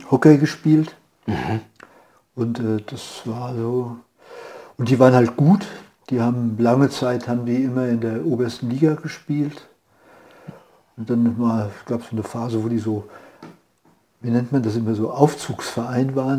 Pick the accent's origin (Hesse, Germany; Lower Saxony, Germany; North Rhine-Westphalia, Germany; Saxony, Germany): Hesse, Germany; Bad Nauheim; moved away; in der Nähe von Frankfurt, Bad Nauheim.